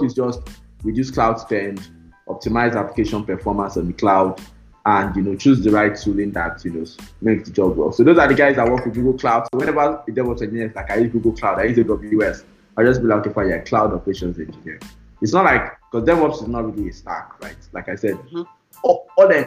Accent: Nigeria; I'm Nigerian

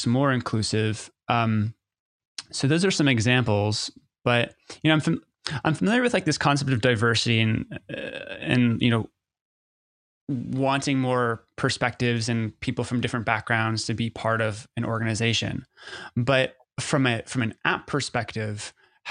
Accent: United States; as an American

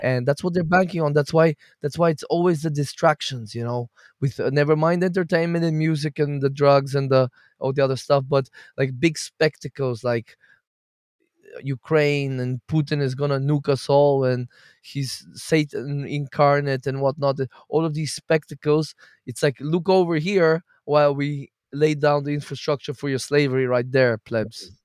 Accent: Bulgaria; now in Portugal; I'm Bulgarian.

